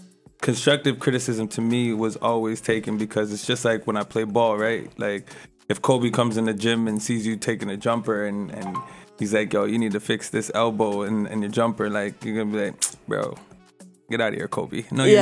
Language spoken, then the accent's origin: English; Toronto, Ontario, Canada; now in Ottawa, Canada; No, originally I'm from Toronto, Scarborough, but I actually moved out to Ottawa, and there's where I kind of developed more of my music-wise.